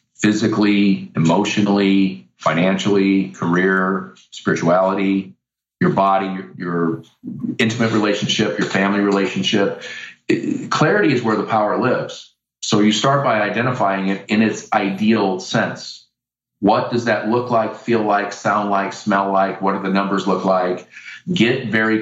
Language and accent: English; Iowa, United States; I'm from Iowa.